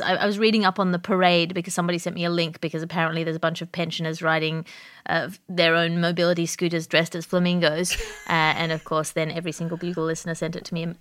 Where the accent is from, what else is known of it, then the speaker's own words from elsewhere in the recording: Australia; moved away; I come from Australia